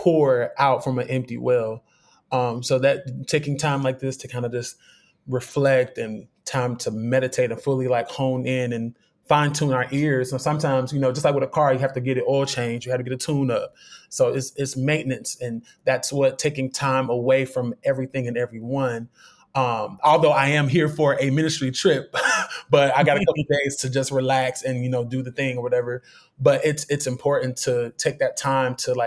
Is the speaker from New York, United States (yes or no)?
no; Cincinnati, Ohio, United States; moved away as an adult; now in Oklahoma, United States; born and raised, Cincinnati, 513 all day